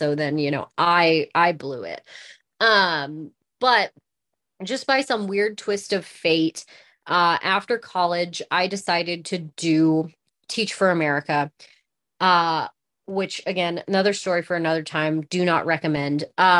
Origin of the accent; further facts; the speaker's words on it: West Coast, United States; I was from the West Coast and he was from South Carolina, and we didn't go home.